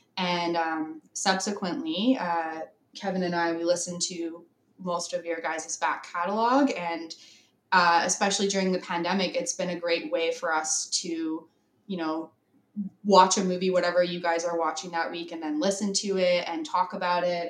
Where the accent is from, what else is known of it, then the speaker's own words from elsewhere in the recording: British Columbia, Canada; also born or lived in San Francisco; I am from Canada